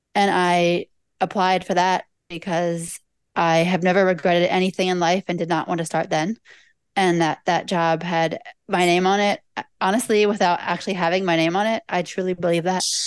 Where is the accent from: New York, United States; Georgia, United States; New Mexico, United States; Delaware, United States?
Delaware, United States; now in Washington, D.C., United States; I am in Washington, D C. I have not always been here, however. Uh, I grew up near here in Delaware.